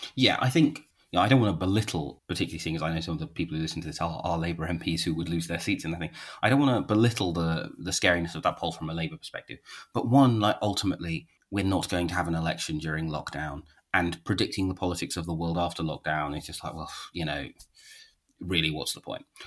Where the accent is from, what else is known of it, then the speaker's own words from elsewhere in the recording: London, United Kingdom; I see myself as a Londoner